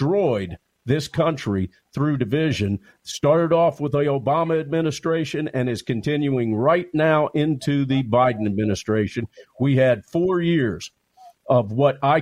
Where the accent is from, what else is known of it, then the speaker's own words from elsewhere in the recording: United States; as an American